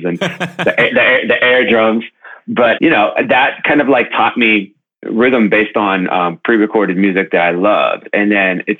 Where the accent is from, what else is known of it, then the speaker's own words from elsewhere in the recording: Youngstown, Ohio, United States; now in Brooklyn, United States; I grew up in Youngstown, Ohio, not too far from where you're at over there in Columbus.